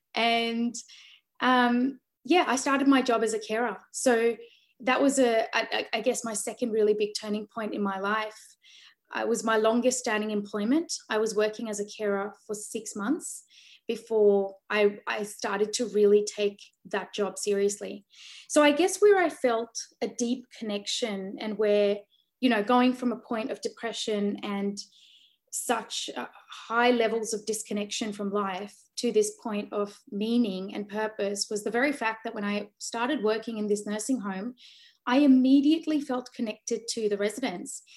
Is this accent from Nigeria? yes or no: no; Sydney, New South Wales, Australia; born or raised there; also born or lived in Delhi, India